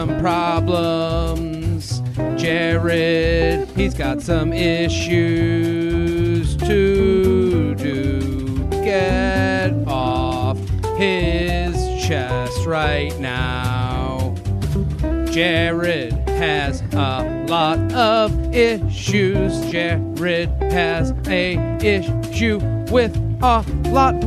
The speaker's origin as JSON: {"language": "English", "country": "United States", "said": "I'm an American"}